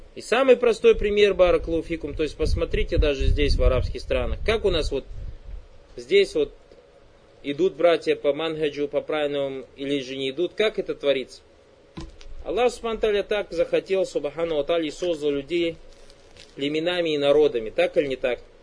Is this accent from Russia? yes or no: no; Kazakhstan; я оказался татарным из Казахстана